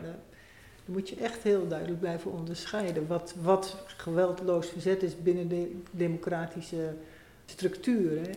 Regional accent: Netherlands; wij daar als Nederlanders hier in deze drassige polder

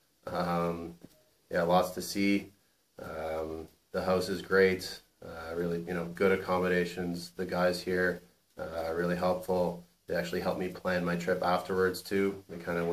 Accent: Ottawa, Ontario, Canada; I'm from Ottawa, Canada

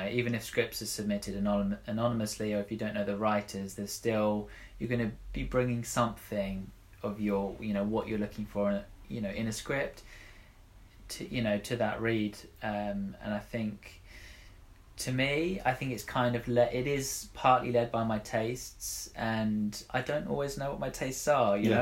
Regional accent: Sussex, South East England, United Kingdom; I'm a writer from Sussex

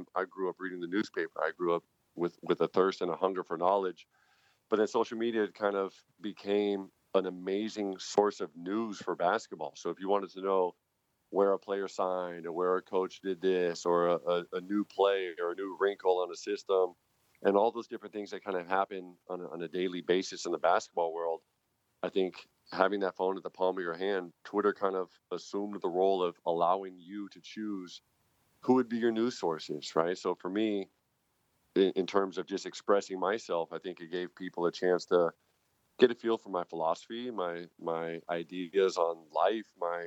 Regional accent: United States; moved away as an adult; also born or lived in France; now in Germany; I'm born and raised in America

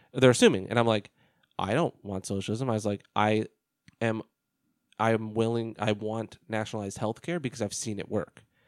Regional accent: United States; an American

